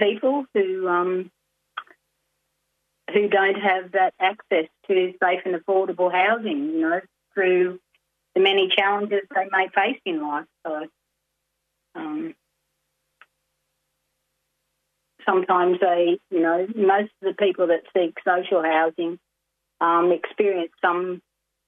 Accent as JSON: {"language": "English", "town": "Glen Innes", "region": "New South Wales", "country": "Australia", "tie": "born or raised there", "also_born_or_lived": "Goondiwindi, Queensland", "said": "Then we moved to Glen Innes, and my dad built the second house that he built, and that was before the 67 referendum. So I grew up in a town where we, as an Aboriginal family, lived and owned our own house."}